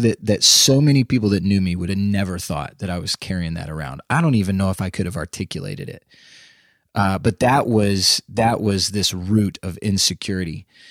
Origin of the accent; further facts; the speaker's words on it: Austin, Texas, United States; moved away as an adult; now in Nashville, United States; I grew up in Texas, in Central Texas, around the Austin area